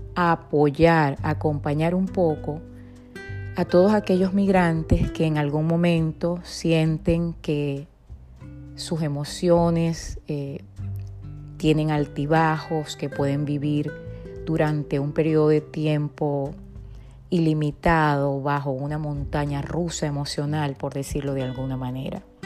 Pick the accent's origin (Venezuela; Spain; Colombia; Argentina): Venezuela; moved away; Nací en Venezuela, tengo formación como psicóloga y soy migrante